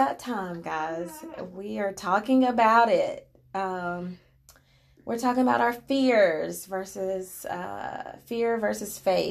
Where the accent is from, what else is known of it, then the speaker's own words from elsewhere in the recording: Kershaw, South Carolina, United States; I'm from Kershaw, K-Town, shout out to Kershaw